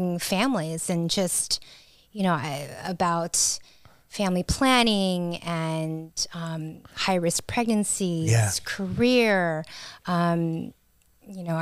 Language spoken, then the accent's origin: English; Washington, United States; also born or lived in Philippines; I grew up in Washington State